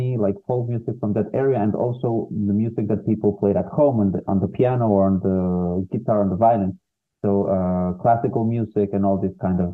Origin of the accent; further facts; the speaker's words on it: Peru; moved away; I was living in my home country, Peru. I'm from Peru